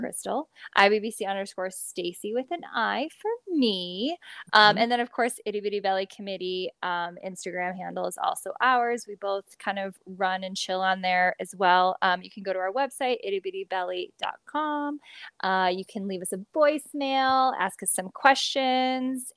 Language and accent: English; Midwest, United States; I'm from the Midwest